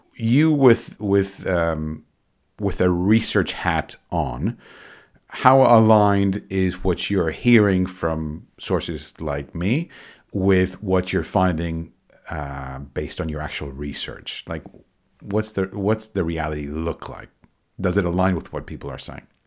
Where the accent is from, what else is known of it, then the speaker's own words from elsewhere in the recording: Argentina; I'm originally from Argentina